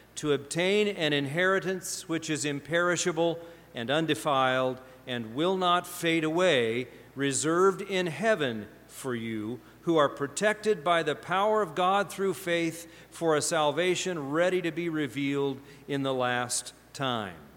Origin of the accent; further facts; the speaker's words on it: Pacific Northwest, United States; moved away as an adult; also born or lived in Indiana / Ohio; I came from Pacific Northwest